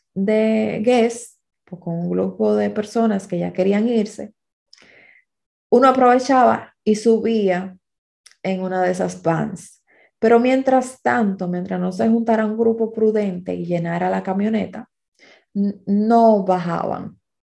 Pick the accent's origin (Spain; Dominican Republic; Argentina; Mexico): Dominican Republic; a los dominicanos nos toca vivir con colombianos